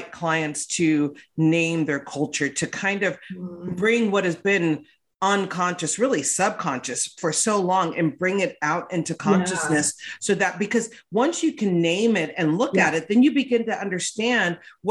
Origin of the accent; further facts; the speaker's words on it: West Hollywood, California, United States; I grew up in West Hollywood.